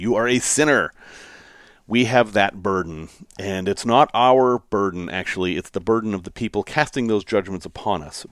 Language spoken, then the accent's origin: English; Chicago, Illinois, United States; I'm from Chicago